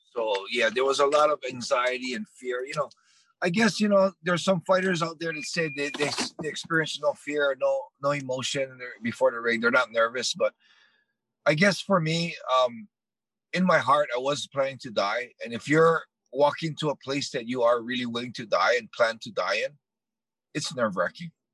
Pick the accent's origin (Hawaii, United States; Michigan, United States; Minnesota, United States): Hawaii, United States; my childhood living growing up in Hawaii